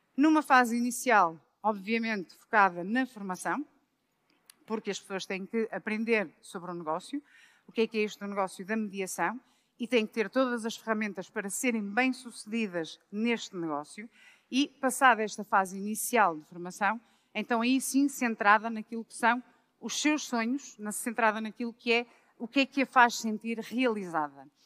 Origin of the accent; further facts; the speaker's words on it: Braga, Norte, Portugal; moved away as an adult; also born or lived in Lisbon; eu sou de Braga, mas vim trabalhar para Lisboa no ano 2000